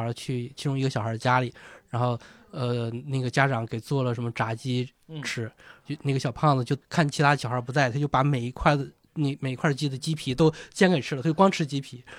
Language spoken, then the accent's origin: Chinese; northeastern China, China; moved away; 我老家是东北的，也，也下雪